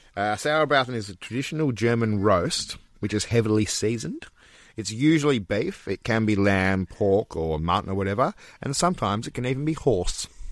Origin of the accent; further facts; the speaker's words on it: Australia; Australia, mate. Our home country